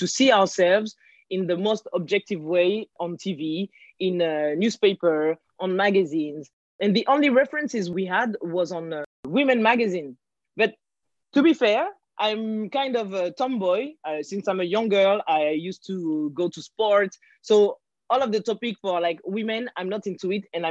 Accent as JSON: {"language": "English", "country": "France", "tie": "born or raised there", "also_born_or_lived": "Guinea-Bissau", "said": "I live in France. I was born in France."}